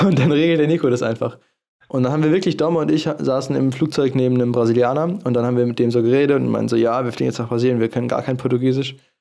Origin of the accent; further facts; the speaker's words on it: Germany; wir als Deutsche